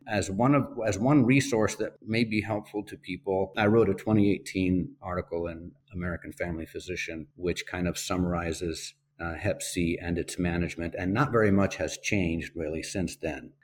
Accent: Spain; moved away; I grew up in Spain

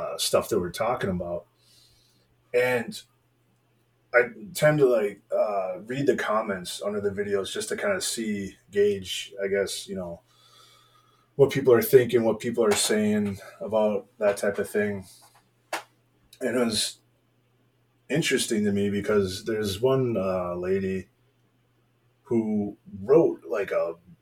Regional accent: United States; I'm an American and I'm a Christian.

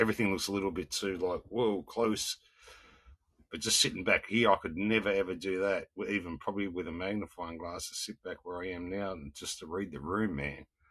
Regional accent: South Australia, Australia; I'm from South Australia.

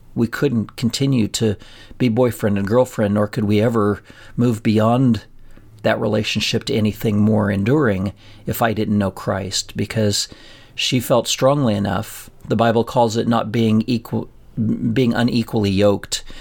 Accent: a town forty miles from Pueblo, Colorado, United States; we drove forty miles from our hometown and we went to school at a place that we called U S C, um, University of Southern Colorado.

